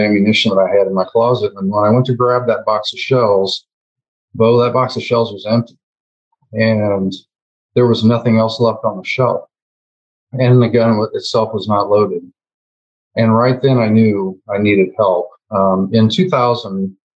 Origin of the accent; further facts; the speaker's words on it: West Central Illinois, United States; I was born and raised in West Central Illinois, a very small town.